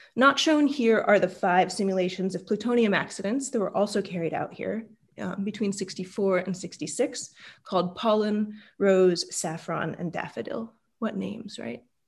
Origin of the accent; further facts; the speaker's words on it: Utah, United States; I was born in Utah